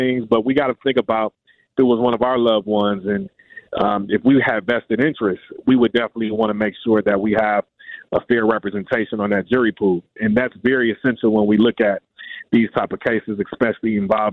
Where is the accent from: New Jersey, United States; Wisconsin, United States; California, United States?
Wisconsin, United States; Milwaukee; This is my hometown in Milwaukee